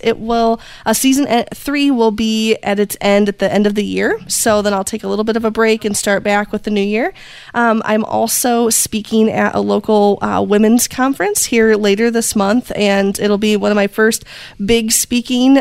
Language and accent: English; Indiana, United States; I am from Indiana in the US. Um, we are in the heart of Amish country, so things are just a little bit slower here. And I've been born and raised here.